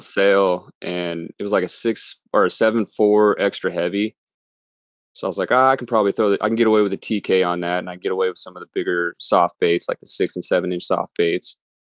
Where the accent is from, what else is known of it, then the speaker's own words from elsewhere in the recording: Las Vegas, Nevada, United States; also born or lived in California; now in Pacific Northwest, United States; being born and raised in Vegas